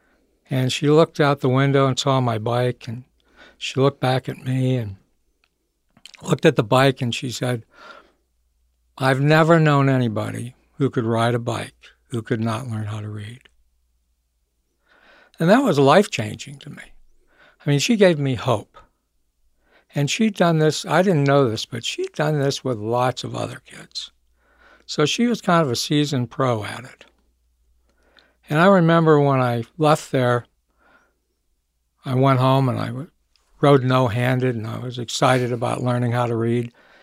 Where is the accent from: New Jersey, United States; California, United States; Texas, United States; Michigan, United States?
Michigan, United States; Well, I grew up in Michigan. I was born there.